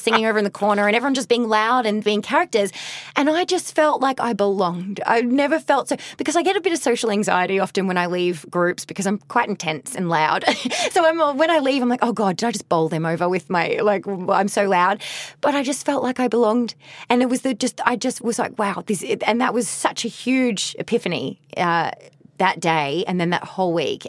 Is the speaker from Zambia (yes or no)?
no; Australia; moved away as an adult; also born or lived in Ireland / Mexico / Las Vegas; now in Los Angeles, United States; I'm such a proud Australian